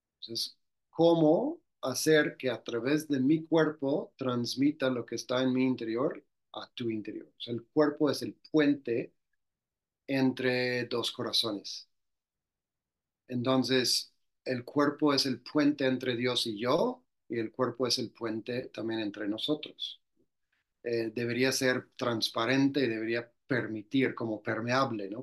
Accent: Louisiana, United States; moved away as an adult; now in Mexico; soy del estado de Luisiana, de Estados Unidos

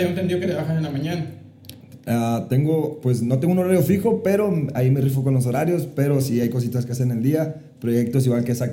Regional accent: Hermosillo, Sonora, Mexico; Yo, originario 100% de Hermosillo, Sonora.

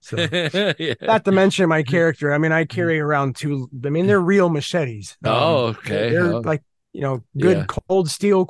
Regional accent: Crystal Lake, Illinois, United States; I grew up in Crystal Lake, Illinois.

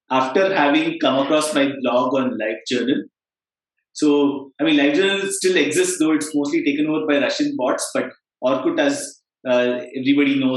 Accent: Bangalore, Karnataka, India; Bangalore. Uh, I'm 38 years old, and right now I live right next to the place where I sort of grew up. So I'm I keep going to everywhere in the world and returning to Bangalore

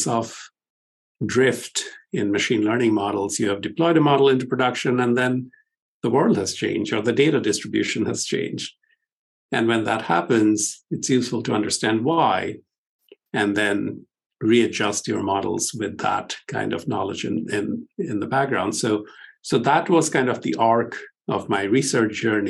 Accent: India; moved away as an adult; also born or lived in Stanford / Pittsburgh; I grew up in India

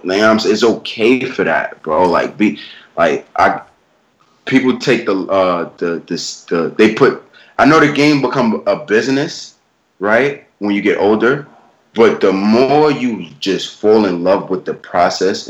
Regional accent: New York, United States; I'm from New York, bro. We all from New York

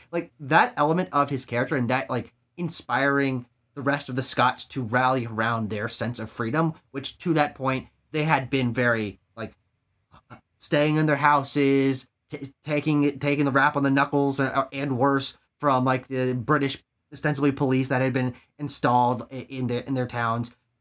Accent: United States

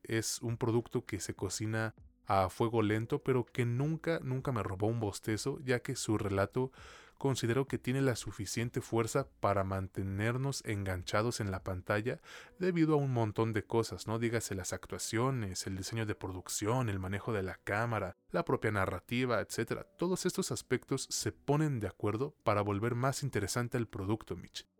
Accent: Mexico; a mí como mexicano

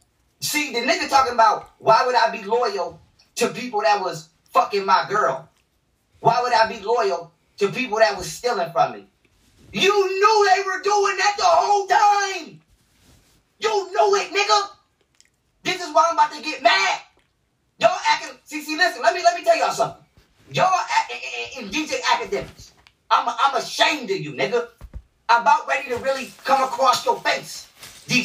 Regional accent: New York, United States; I'm from New York

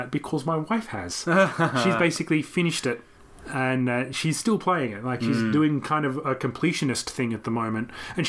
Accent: Canberra, Australian Capital Territory, Australia; moved away as an adult; also born or lived in Japan; when I came back to my hometown of Canberra

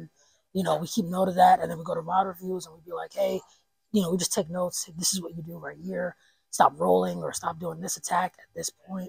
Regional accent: Mount Pocono, Pennsylvania, United States; moved away as an adult; also born or lived in Harlem, New York; now in Scranton, United States; I'm originally from Harlem, New York. I grew up in Mount Pocono.

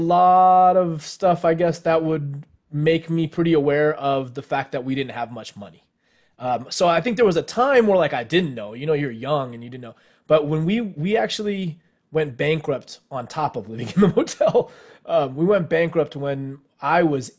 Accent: Los Angeles, California, United States; I grew up in L.A. I'm the son of two Indian immigrants

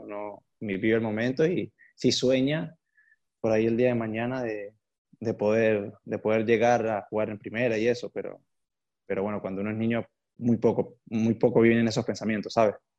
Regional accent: San Cristóbal, Táchira, Venezuela; now in Porto, Portugal; nací en San Cristóbal, la Táchira en Venezuela. Ahorita me encuentro en Porto, en Portugal.

